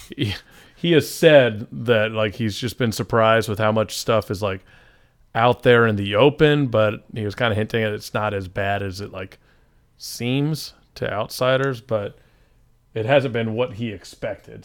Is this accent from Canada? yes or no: no; Atlanta, Georgia, United States; we're from Atlanta